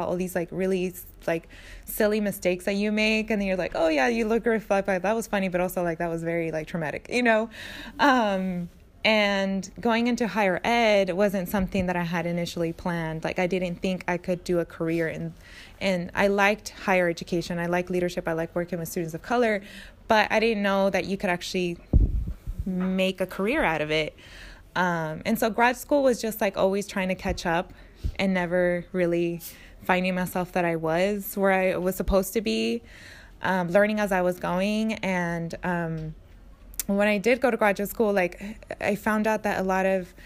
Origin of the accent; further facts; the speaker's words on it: Napa, California, United States; also born or lived in Mexico; I grew up in Napa